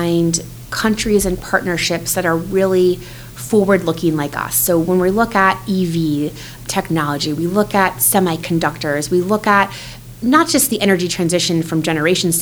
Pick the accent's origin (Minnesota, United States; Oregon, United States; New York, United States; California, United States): Minnesota, United States; also born or lived in Washington, D.C.; now in Indiana, United States; I'm a Midwest girl at heart. I grew up in Minnesota